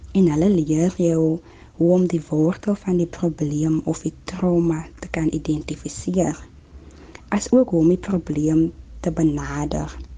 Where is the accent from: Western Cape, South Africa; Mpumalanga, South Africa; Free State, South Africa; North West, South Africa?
Western Cape, South Africa; Kraaifontein; also born or lived in Klein Karoo; Ek is gebore in Zouwaar in die Klein Karoo en ek is 'n baie trotse plaaskind. Ek het egte groot geword in Kraaifontein